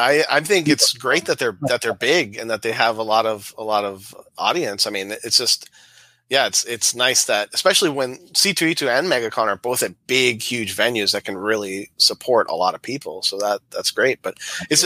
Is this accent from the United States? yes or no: yes; Miami, Florida, United States; moved away as an adult; now in Michigan, United States; all my life, born and raised in Florida, and then in 2000 we moved up to Michigan, the whole family.